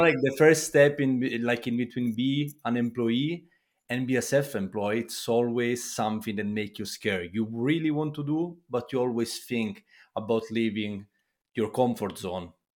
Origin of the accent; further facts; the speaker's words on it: Italy; I come from Italy